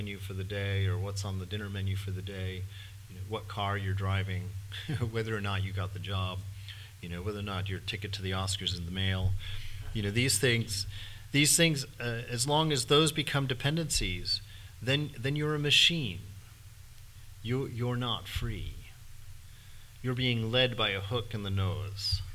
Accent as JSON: {"language": "English", "country": "United States", "said": "I'm an American."}